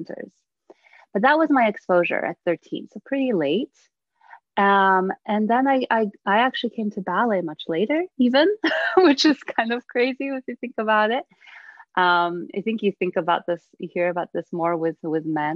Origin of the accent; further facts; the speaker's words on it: United States; also born or lived in Bydgoszcz, Poland; I came to the United States when I was 8